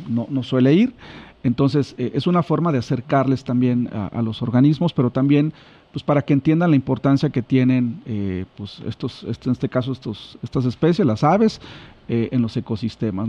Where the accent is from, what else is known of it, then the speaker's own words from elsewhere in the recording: Chilpancingo, Guerrero, Mexico; soy de Chilpancingo, bueno, aquí, aquí oriundo de, de, de, esta, de esta ciudad.